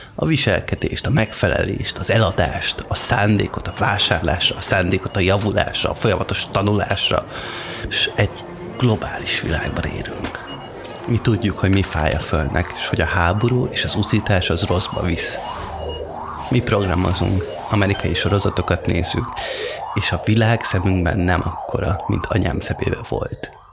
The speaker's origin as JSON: {"language": "Hungarian", "country": "Hungary", "said": "venger vagyok, mármint, hogy magyar"}